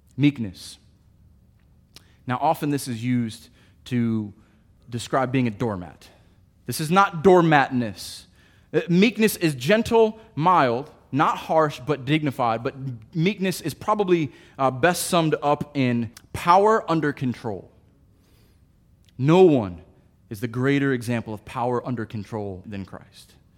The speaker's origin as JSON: {"language": "English", "country": "United States", "said": "I am an American"}